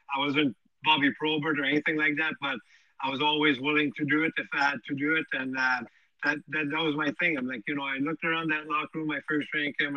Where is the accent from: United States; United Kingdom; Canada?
Canada; Montreal, Quebec; born or raised there